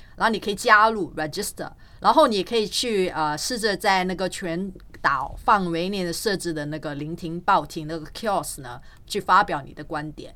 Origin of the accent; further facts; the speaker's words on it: Singapore; 我们，呃，新加坡政府